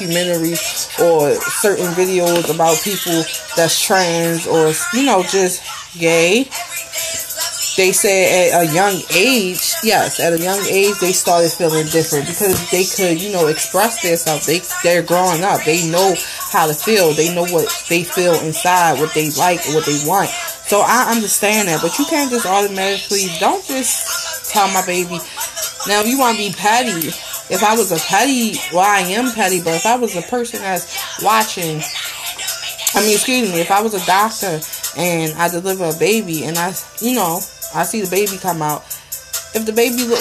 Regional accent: Baltimore, Maryland, United States; I grew up, born and raised in Baltimore

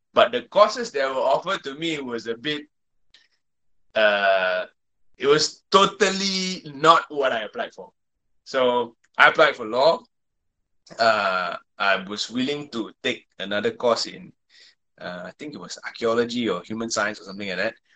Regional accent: Malaysia; English is a second language; growing up in Malaysia

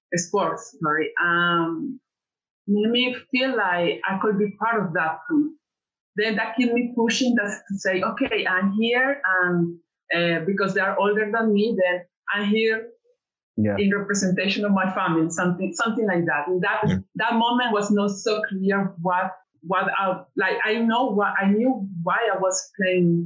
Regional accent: Cali, Valle del Cauca, Colombia; English is a second language; moved away; I grew in Cali, it's the third city in Colombia.

